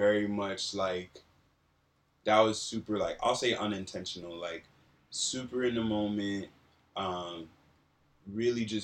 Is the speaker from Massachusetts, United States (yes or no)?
no; New Jersey, United States; moved away as an adult; also born or lived in central Pennsylvania / Ghana (family); now in Los Angeles, United States; I've been in LA for on and off like 5 years. But I've mostly been in New Jersey, and I spent some time in central Pennsylvania